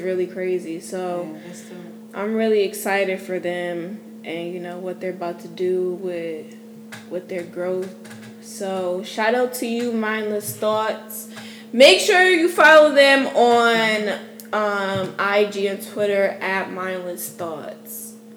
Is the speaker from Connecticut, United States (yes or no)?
yes; New Haven, Connecticut, United States; moved away as an adult; now in Houston, United States; my hometown of New Haven, Connecticut